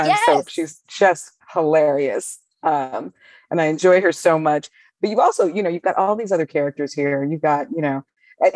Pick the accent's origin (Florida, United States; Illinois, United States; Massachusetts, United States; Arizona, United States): Illinois, United States; Chicago; I am recording this from Chicago